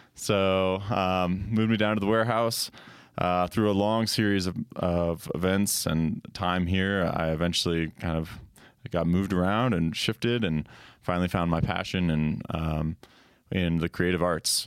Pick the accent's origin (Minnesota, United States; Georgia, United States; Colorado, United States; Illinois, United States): Colorado, United States; I grew up in Colorado